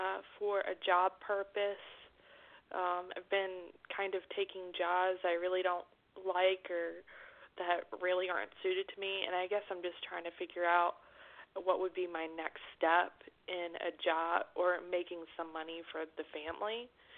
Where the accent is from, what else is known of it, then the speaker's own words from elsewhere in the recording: Charlotte, North Carolina, United States; I'm actually from the Charlotte area, too.